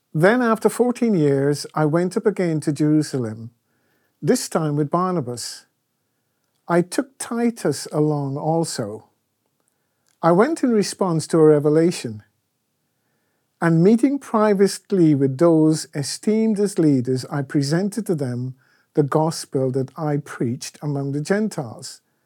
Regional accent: Guyana; moved away; When I was growing up in Guyana

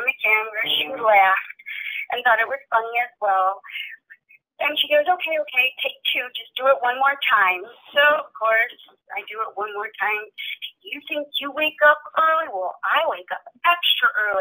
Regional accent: Chicago, Illinois, United States; I'm from, born and raised in Chicago, so this is my hometown.

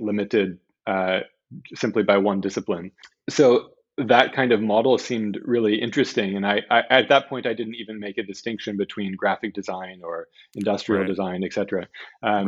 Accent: Southern California, United States; I grew up in Southern California

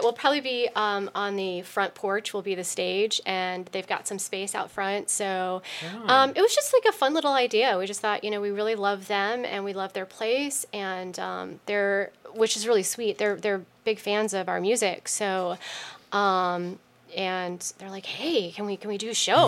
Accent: New York, United States; moved away; also born or lived in Chicago / San Francisco; I grew up for about 20 years in New York

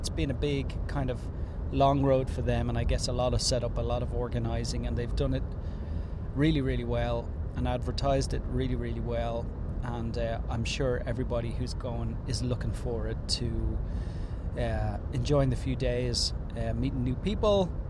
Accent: Ireland; I'm Irish.

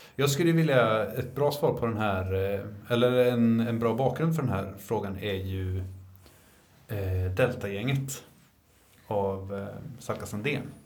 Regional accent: Linköping, Östergötland, Sweden; jag är från Linköping

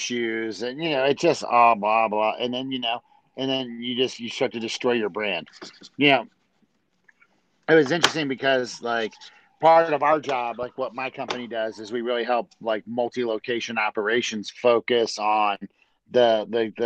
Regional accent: Maryland, United States; I grew up in Maryland.

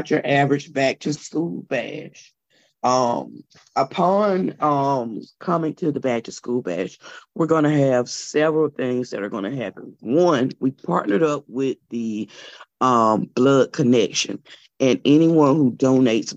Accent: Elberton, Georgia, United States; moved away as an adult; now in Augusta, United States; I am originally from Elberton, Georgia, with the granite capital of the world. And I moved to Augusta about 2006 as a college student

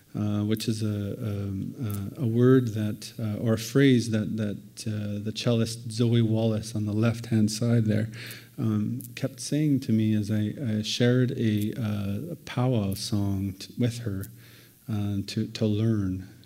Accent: Moose Factory, Ontario, Canada; moved away; I grew up in northeastern Ontario

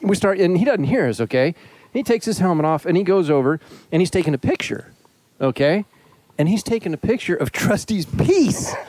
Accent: Florida, United States; moved away; I was born in Florida

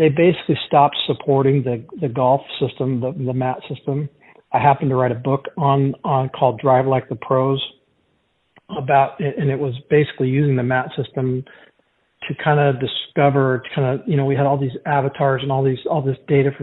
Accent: Portland, Oregon, United States; I'm from Portland, Oregon.

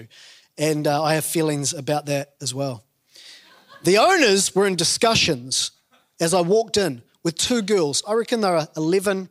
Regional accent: New Zealand; growing up in New Zealand

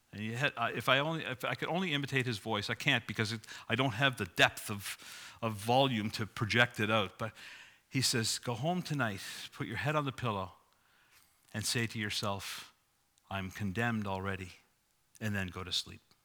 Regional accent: Sydney, New South Wales, Australia; moved away; I grew up in Sydney, as you probably know. If not, you know it from my accent.

